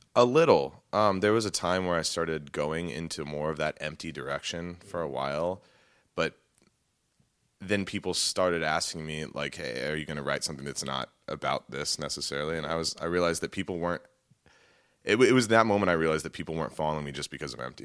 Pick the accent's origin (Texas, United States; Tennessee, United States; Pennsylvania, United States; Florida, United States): Texas, United States; moved away as an adult; also born or lived in Indiana; left my hometown of Texas